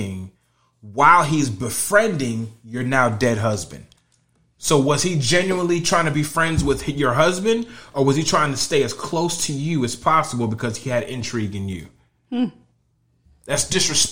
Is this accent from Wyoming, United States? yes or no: no; Connecticut, United States; now in Florida, United States; I'm from Connecticut. I'm still from the same kind of area. So we all talk the same language